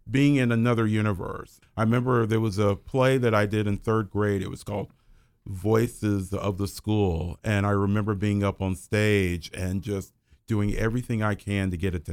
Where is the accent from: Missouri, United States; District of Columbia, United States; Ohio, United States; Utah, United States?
Ohio, United States; Dayton; I lived in downtown Dayton in my early life, and then I lived in Trotwood.